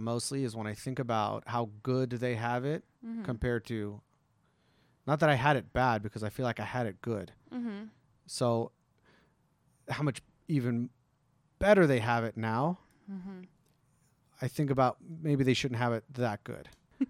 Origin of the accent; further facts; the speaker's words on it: Green Valley, Nevada, United States; they live in Summerlin. I grew up in Green Valley.